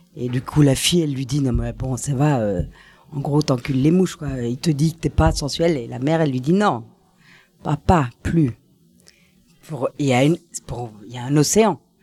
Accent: Paris, Île-de-France, France; also born or lived in Switzerland; Je suis née à Paris

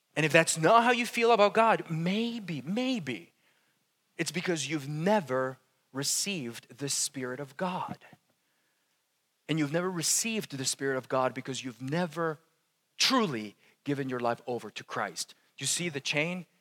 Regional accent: Colombia; moved away; I'm from Colombia. It's like the land of coffee

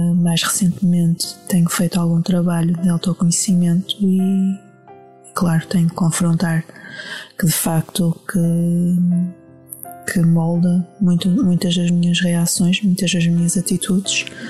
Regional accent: Porto, Norte, Portugal; also born or lived in village near Lamego, Portugal; Até aos 5 anos fui criado numa aldeia, perto de Lamedo, pelos meus tios e pelos meus avós. Depois, aos 6, veio, veio para o Porto

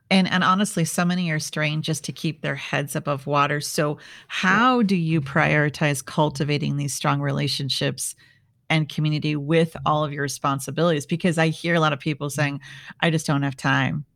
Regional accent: Midwest, United States; I grew up in the Midwest

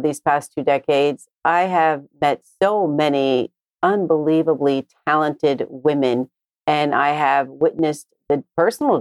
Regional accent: New Jersey, United States; I was born and raised in New Jersey

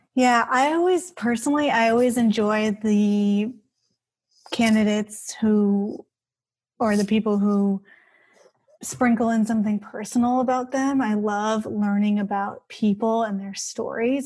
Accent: Bay Area, California, United States; I grew up here in the Bay Area

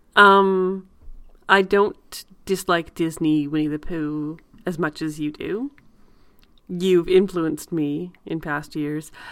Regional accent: Canada; I'm very Canadian.

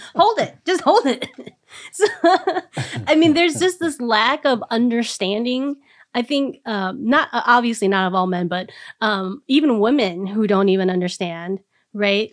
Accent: Minnesota, United States; as a Minnesotan

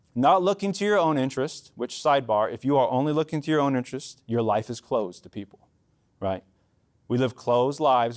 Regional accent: Mexico; as a Mexican

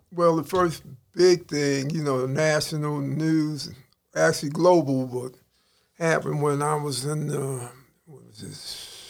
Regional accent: Baltimore, Maryland, United States; I'm from East Baltimore as a kid, and uh, my people moved to West Baltimore, Park Heights, when I was a boys' village in 1968. But I live in Baltimore all my life.

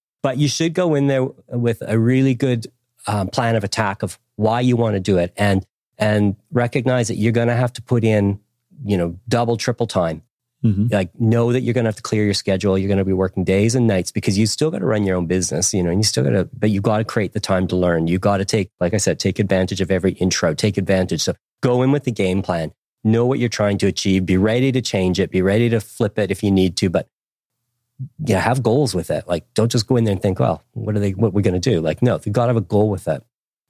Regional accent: Canada; also born or lived in Nelson, New Zealand; Yeah, Canada. I grew up in Canada, but I lived in different parts of the country, everywhere from Quebec City, where I learned French, to went to university in Ottawa.

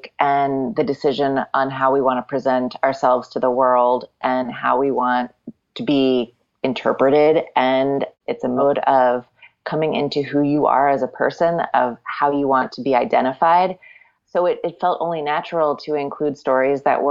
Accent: Wilmington, Delaware, United States; I grew up in Wilmington, Delaware

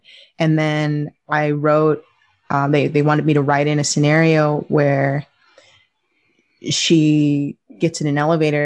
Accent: New York, United States; I grew up in New York

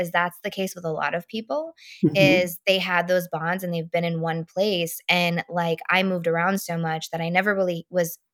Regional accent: Texas, United States; moved away; I'm from Texas.

